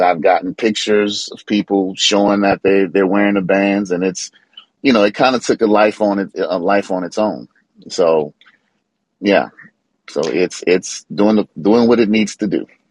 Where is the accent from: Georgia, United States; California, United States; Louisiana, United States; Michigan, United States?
Louisiana, United States; New Orleans; I'm from New Orleans, and that's where my mother lives